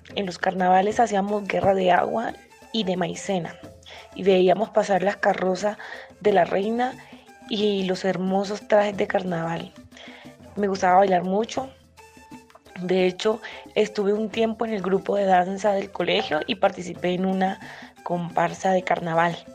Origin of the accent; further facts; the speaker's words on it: Corozal, Sucre, Colombia; moved away as an adult; also born or lived in Necoclí, Antioquia; now in Bogotá, Colombia; soy del municipio de Corozal Sucre, la Perla de La Sabana, la tierra de las Juanas